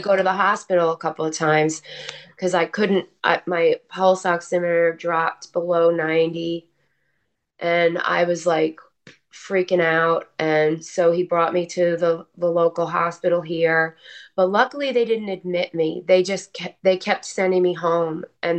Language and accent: English; New Jersey, United States; also born or lived in Texas; my Jersey attitude